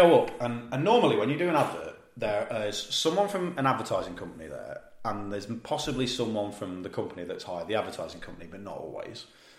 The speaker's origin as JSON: {"language": "English", "town": "Leicester", "region": "East Midlands", "country": "United Kingdom", "tie": "born or raised there", "accent": "East Midlands", "said": "well, I'm from Leicester."}